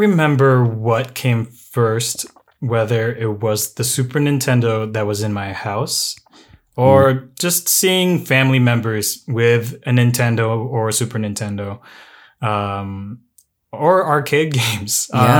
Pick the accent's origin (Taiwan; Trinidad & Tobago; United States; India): United States; Midwest; born there; Myself, I am a born in the Midwest, actually.